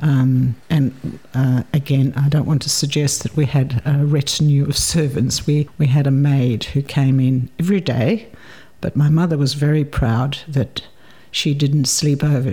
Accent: Port Elizabeth, Eastern Cape, South Africa; moved away as an adult; also born or lived in Uitenhage, South Africa / Sydney, Australia / Adelaide, Australia / Hobart, Australia; now in Launceston, Australia; I grew up in a town called Port Elizabeth, uh, which many people have heard of. It's uh, in the Cape Province

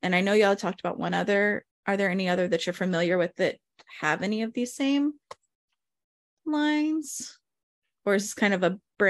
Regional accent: the South, United States; I grew up in the South and I didn't have a lot of Jewish communities around me.

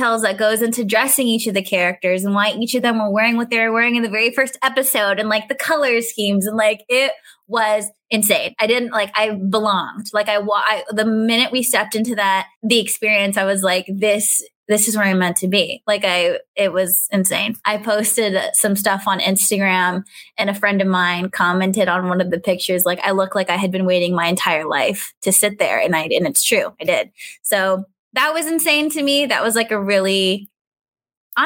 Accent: California, United States; moved away as an adult; now in Baltimore, United States; Growing up in California

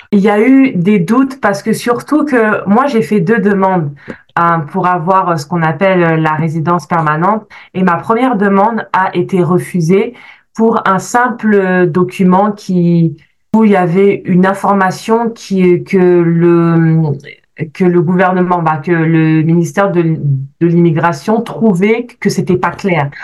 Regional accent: France; moved away as an adult; now in Canada; je suis née, j'ai grandi en France, je suis arrivée au Canada il y a presque sept ans maintenant.

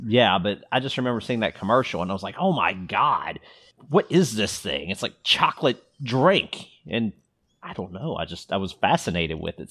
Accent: Louisville, Kentucky, United States; we grew up in Louisville

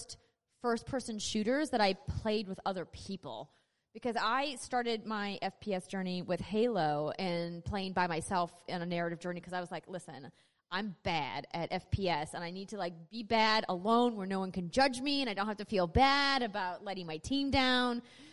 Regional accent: North Dakota, United States; accent: North Dakota; Is it my North Dakota accent coming out?

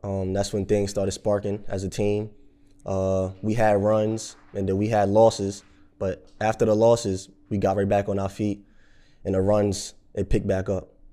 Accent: Jersey City, New Jersey, United States; I grew up in Jersey City

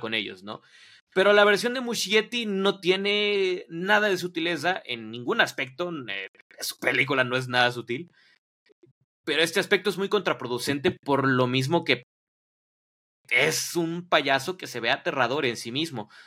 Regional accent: Mexico; aquí en, en, en, México, perdón, porque no soy de Ciudad de México

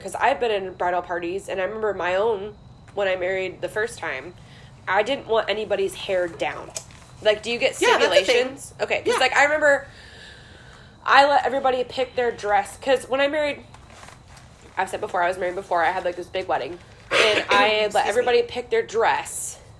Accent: North West England, United Kingdom; accent: Northwest; I'm always like, my Northwest accent's like, balayage.

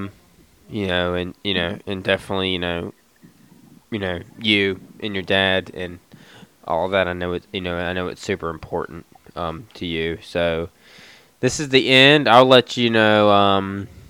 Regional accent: Roanoke Valley, Virginia, United States; born or raised there

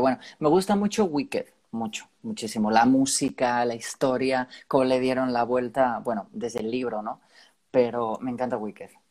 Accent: Spain; De mi tierra

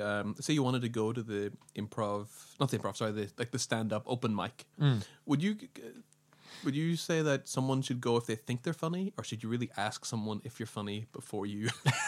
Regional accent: Ireland; accent: odd, a little bit strange; You know, I'm from Ireland.

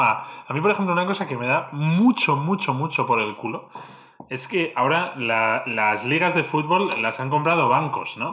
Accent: Spain; En España somos más de, de Reyes Magos

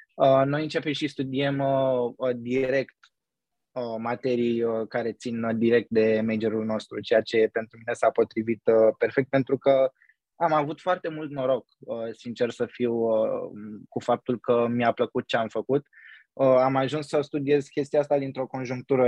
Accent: Romania; moved away as an adult; now in New York, United States; când stăteam acasă în România

